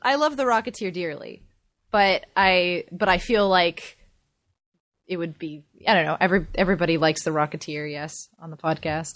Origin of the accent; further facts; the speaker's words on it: Pasadena, California, United States; I grew up in Pasadena and the Rose Parade went right by my house when I was a kid